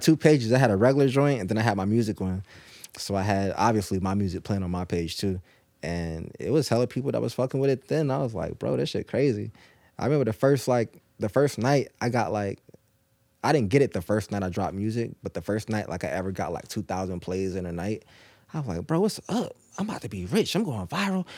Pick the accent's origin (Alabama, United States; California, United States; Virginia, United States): Virginia, United States; Norfolk; also born or lived in Naples, Italy / Tennessee; I was born in Naples, and I was there for probably, like, ten days, and I was back in Norfolk